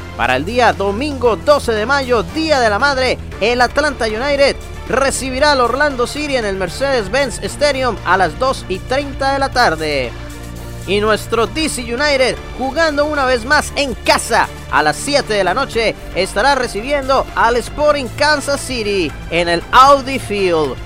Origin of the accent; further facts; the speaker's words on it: Colombia; moved away; el Colombiano